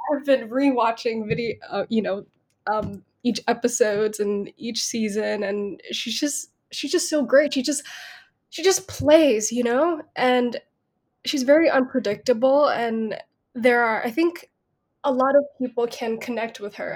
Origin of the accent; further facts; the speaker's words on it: Bangkok, Thailand; I I grew up in Bangkok and there was no drama school